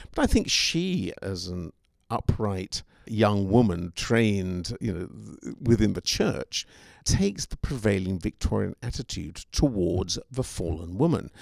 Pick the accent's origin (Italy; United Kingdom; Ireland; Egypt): United Kingdom; England; now in Seattle, United States; as an Englishman myself